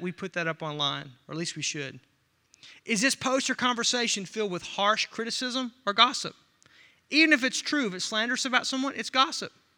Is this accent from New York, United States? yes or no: no; Arkansas, United States; I'm from Arkansas